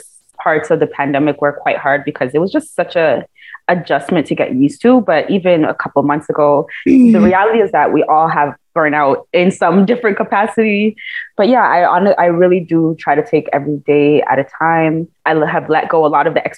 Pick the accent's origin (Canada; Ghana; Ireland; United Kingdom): Ghana; I'm a Ghanaian Jollof warrior